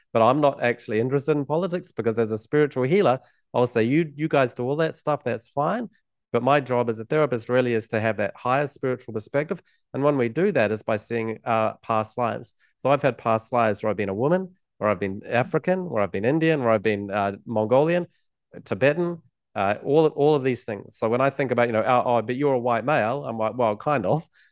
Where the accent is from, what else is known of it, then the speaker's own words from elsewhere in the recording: New Zealand; growing up in New Zealand